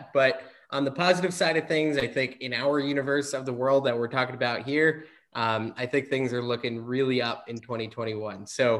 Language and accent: English; East Coast, United States; growing up on the East Coast.